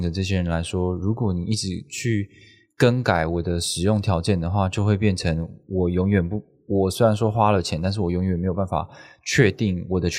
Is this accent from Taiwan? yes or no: yes; Taipei, Taiwan; 我是看我是台北，我是台北人，然后我看到台北这么多的站点